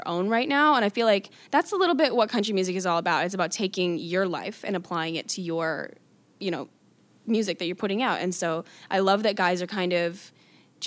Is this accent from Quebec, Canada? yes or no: no; Calgary, Alberta, Canada; Calgary's my hometown